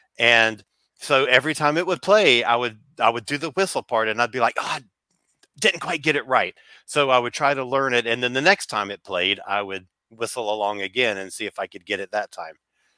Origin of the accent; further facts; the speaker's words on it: United States; being an American of a particular age